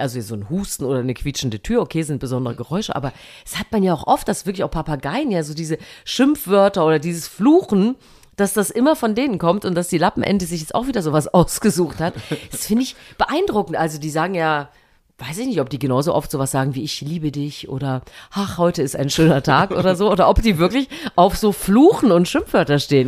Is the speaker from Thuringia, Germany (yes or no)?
yes; Thuringia, Germany; moved away; heute fahre ich in meine alte Heimat nach Thüringen